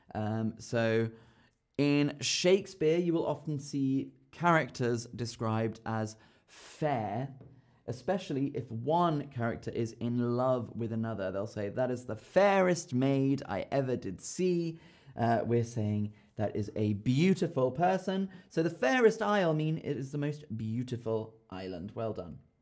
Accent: London, United Kingdom; I am from London

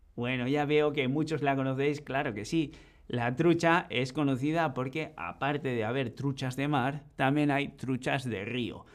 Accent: Basque Country, Spain; yo que vengo de Euskadi

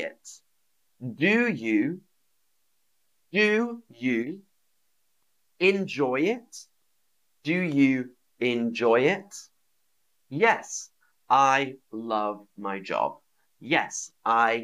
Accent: London, United Kingdom; I am from London. I am from London.

